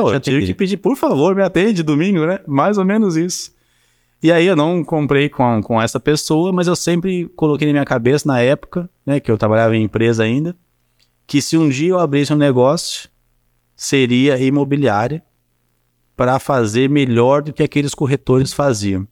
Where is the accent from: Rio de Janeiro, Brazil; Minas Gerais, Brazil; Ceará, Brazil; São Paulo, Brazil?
São Paulo, Brazil; moved away as an adult; also born or lived in Curitiba; now in Juiz de Fora, Brazil; eu sempre fui de São Paulo, até então eu tinha, eu tinha 24 anos na época. Sempre morei em São Paulo